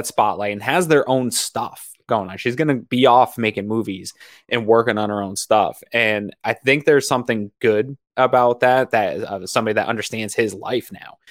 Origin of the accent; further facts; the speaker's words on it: Maine, United States; now in Buffalo, United States; I'm from Maine, and University of Maine hockey is big deal